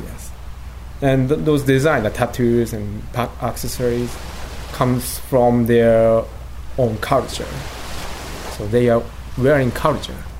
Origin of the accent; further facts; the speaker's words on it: Gunma, Japan; English is a second language; moved away as an adult; now in Onomichi, Japan; I was born in Gunma Prefecture. It's near the uh, Tokyo, from 100 kilometers from Tokyo to north. And I was there until when I was 20 years old